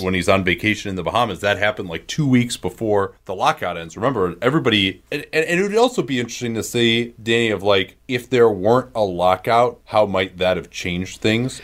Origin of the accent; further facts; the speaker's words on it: Chicago, Illinois, United States; I grew up in Chicago during the nineties